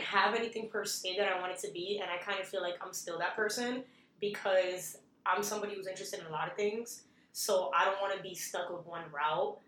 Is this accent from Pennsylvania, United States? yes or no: no; New York City, New York, United States; I was born and raised in Manhattan, Upper West Side